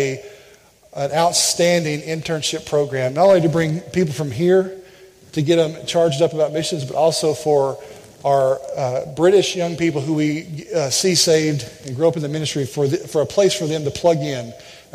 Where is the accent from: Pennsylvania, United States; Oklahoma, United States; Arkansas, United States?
Arkansas, United States; Jacksonville; We are from Arkansas, just outside of Little Rock, and that's where we were born and raised, in a town called Jacksonville, Arkansas